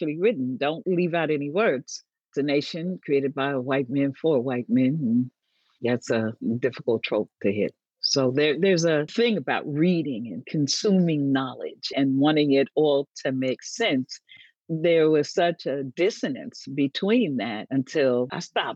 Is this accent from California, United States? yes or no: yes; Vallejo, California, United States; born or raised there; also born or lived in State Line, Mississippi